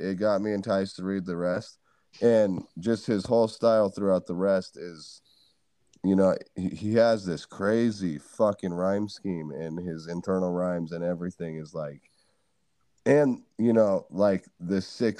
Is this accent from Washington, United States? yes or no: no; California, United States; So a lot of my family is in California.